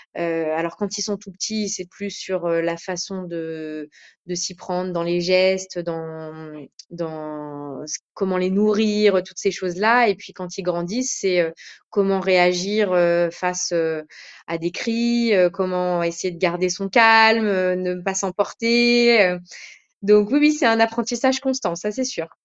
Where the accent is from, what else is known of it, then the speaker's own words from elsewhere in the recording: France; je suis française d'origine euh, marocaine, tunisienne, juive